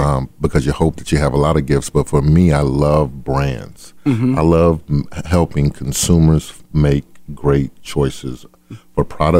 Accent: Adel, Georgia, United States; so I grew up in a town called Adel, Georgia.

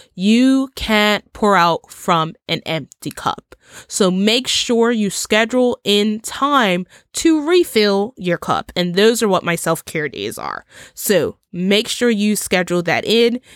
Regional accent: Bermuda; Bermuda, my home country

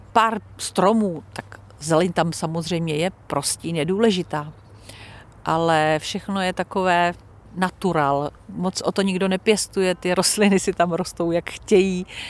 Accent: Czechia; moved away as an adult; now in Italy; narodila jsem se tady v Čechách. Prožila jsem tady velkou část svého života profesního i soukromého

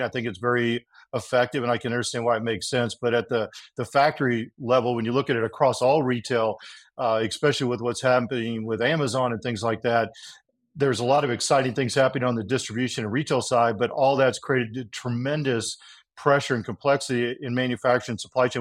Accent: Texas, United States; also born or lived in California; I was born in California, but then grew up in Texas

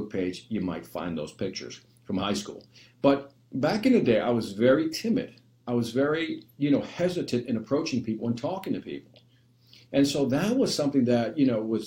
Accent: Chicago, Illinois, United States; We were born and raised in Chicago, right here.

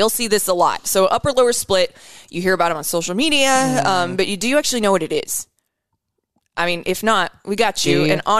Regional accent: Denison, Iowa, United States; I'm white trash. From Denison, Iowa.

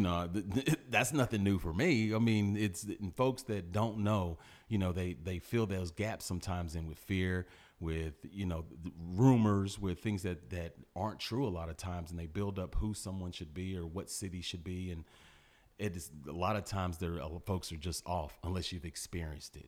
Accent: Port Arthur, Texas, United States; the upbringing that we had in Port Arthur

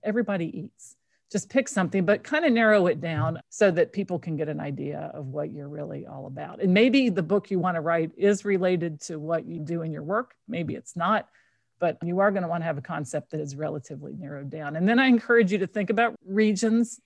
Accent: Kentucky, United States; I grew up in Kentucky

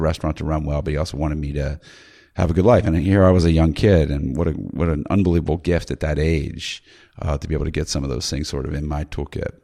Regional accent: Maryland, United States; I'm from Maryland

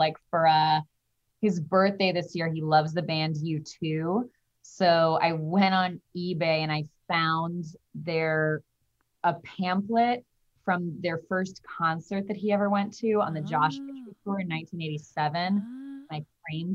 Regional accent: Midwest, United States; I grew up in the Midwest

